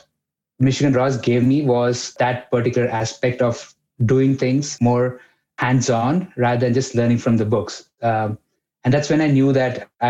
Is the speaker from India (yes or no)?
yes; Mumbai, Maharashtra, India; English is a second language; I'm coming from Mumbai, a big town, lots of people.